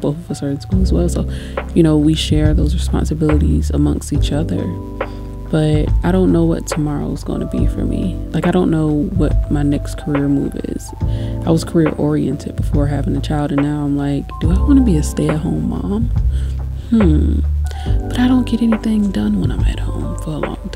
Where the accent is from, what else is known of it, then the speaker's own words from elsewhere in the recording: United States; being an American